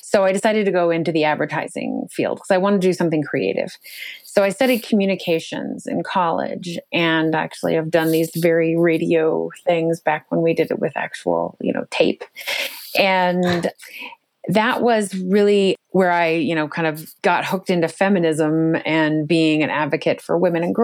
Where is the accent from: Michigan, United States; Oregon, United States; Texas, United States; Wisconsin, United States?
Oregon, United States; also born or lived in Western states; I actually I grew up in Oregon mostly, but a number of Western states, and moved many, many times with my family